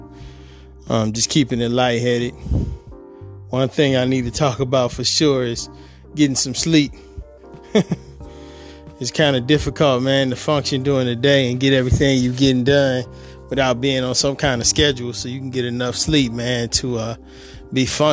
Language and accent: English; Detroit, Michigan, United States; moved away as an adult; now in California, United States; I am from Detroit, Michigan. I was born and raised there.